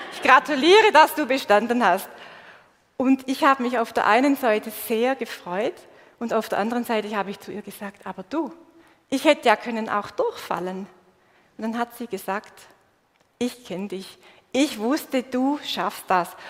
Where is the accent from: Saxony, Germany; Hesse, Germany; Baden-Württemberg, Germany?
Baden-Württemberg, Germany; Swabia; accent: Swabian; Ich bin in einer schwäbischen Kultur aufgewachsen und das hört ihr bis heute. Ich weiß, mein Dialekt ist